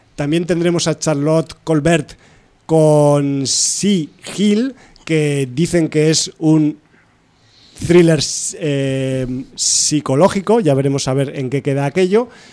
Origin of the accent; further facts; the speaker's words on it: Aragon, Spain; soy de Aragón